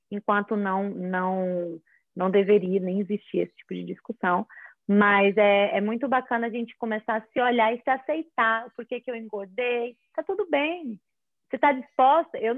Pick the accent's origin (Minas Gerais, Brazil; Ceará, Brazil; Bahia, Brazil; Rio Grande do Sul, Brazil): Ceará, Brazil; Fortaleza; moved away as an adult; also born or lived in São Paulo; now in United States; sou de Fortaleza, Ceará. Não tenho tanto sotaque porque eu morava em São Paulo antes de morar aqui.